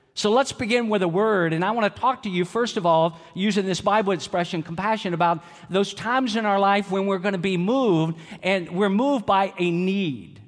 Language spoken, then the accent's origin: English; Georgia, United States; I'm from Georgia